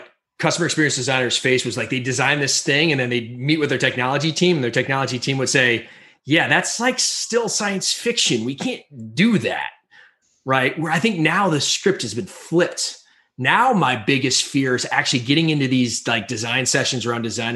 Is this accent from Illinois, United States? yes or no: yes; Chicago, Illinois, United States; I grew up in Illinois from Chicago